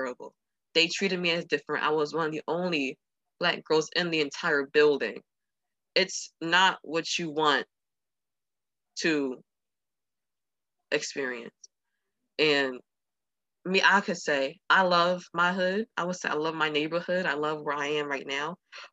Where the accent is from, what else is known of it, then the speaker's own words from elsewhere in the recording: Texas, United States; We are from Texas